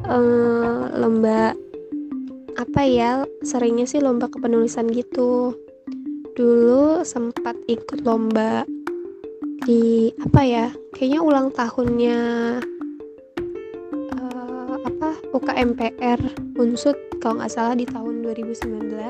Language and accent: Indonesian; Tangerang, Banten, Indonesia; Eh, asal daerah saya dari Tangerang.